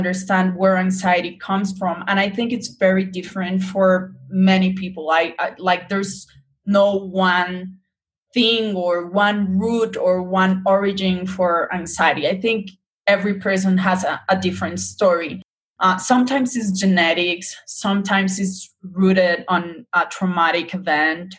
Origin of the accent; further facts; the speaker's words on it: Colombia; I'm Latina, I'm from Colombia